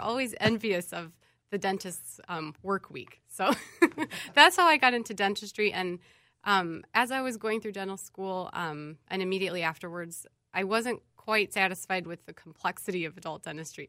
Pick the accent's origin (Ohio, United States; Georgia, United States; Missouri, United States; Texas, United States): Missouri, United States; St. Louis; now in Minnesota, United States; I'm originally from St. Louis, Missouri